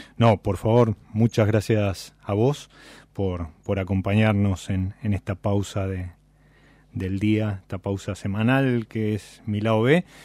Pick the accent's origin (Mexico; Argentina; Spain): Argentina; Buenos Aires; los que somos de Buenos Aires